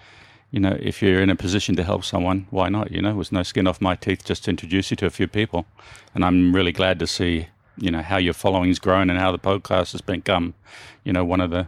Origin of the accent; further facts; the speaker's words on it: Turramurra, New South Wales, Australia; I grew up in the northern suburbs of Sydney in Australia, a little suburb called Tarramurra. And yeah, we were, you know, lower middle class family. We lived in like a three bedroom fibro home in quite a nice area